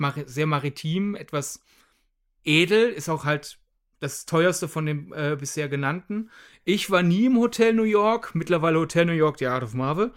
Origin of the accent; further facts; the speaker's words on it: Germany; wir als Deutsche